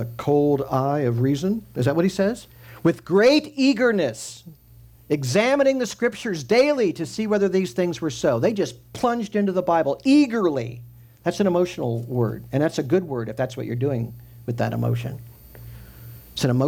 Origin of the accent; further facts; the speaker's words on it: Midwest, United States; I grew up in the Midwest